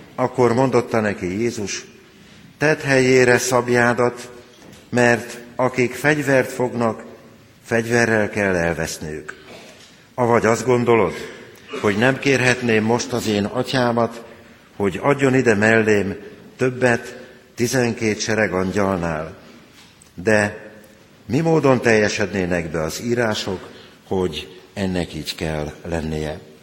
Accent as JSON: {"language": "Hungarian", "region": "Transdanubia", "country": "Hungary", "tie": "born or raised there", "moved": "yes", "said": "a Duna túloldalán nőttem fel, ahol már dombok is vannak"}